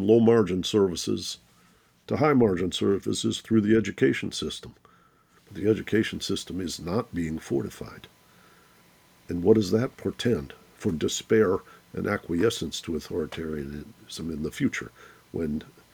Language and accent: English; Midwest, United States; I grew up in the Midwest